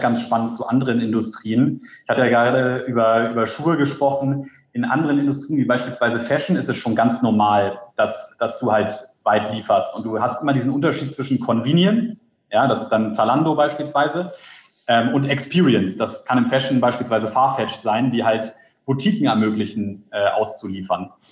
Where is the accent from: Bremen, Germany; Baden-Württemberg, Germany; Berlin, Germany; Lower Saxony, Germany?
Berlin, Germany; bin gebürtiger Berliner